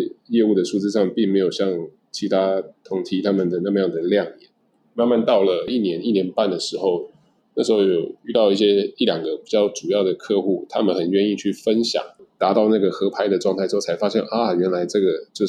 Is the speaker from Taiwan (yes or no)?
yes; Taiwan; 那我觉得对于像我们从台湾来的话